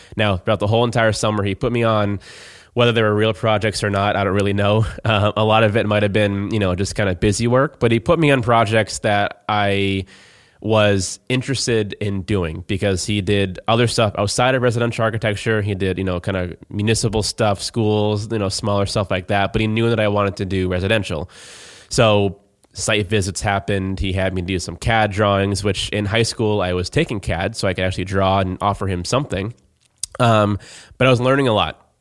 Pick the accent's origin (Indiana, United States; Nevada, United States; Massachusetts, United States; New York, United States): Massachusetts, United States; Plymouth; I am from Plymouth